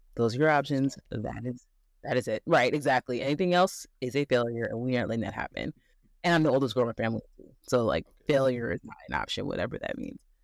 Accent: Midwest, United States; also born or lived in Chicago, Illinois; I am from the Midwest, went to state school in Midwest

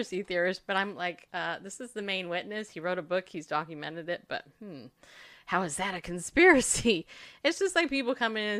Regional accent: the South, United States; also born or lived in the North; Just a fluffy-haired woman in the South. I've always been in the South, even though I was born in the North.

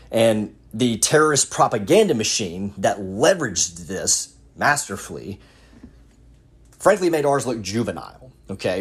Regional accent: United States

